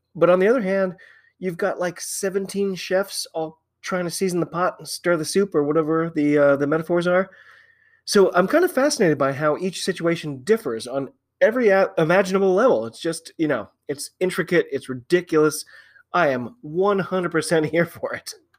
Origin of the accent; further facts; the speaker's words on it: United States; I'm an American